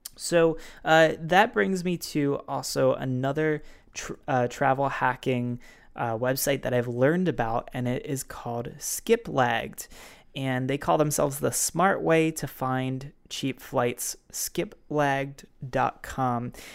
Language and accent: English; Baltimore, Maryland, United States; my hometown of Baltimore